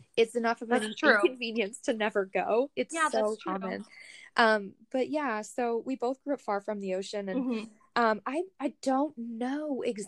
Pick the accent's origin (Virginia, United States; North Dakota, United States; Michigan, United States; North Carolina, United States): North Dakota, United States; moved away as an adult; also born or lived in New Zealand / Port Angeles, Washington / Monterey; I grew up in North Dakota, is where I spent the majority of my life prior to, you know, 18. So I went to middle school and high school there